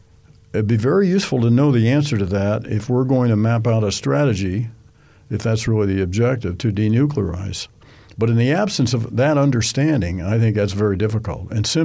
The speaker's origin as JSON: {"language": "English", "country": "United States", "said": "as an American"}